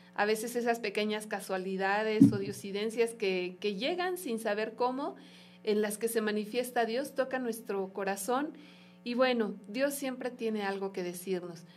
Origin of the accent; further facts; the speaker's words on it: Mexico; como pueblo mexicano